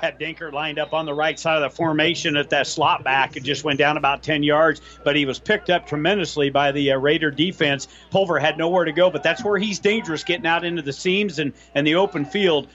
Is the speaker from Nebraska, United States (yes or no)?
yes; Superior, Nebraska, United States; this is very close to my hometown in Superior